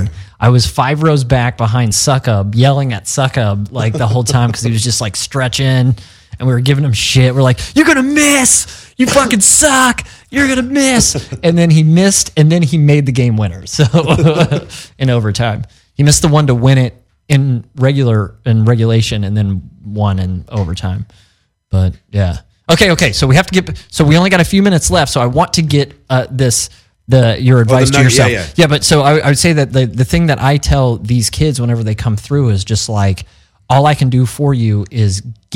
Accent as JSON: {"language": "English", "region": "Missouri", "country": "United States", "said": "because we're all from Missouri, we're from the Midwest."}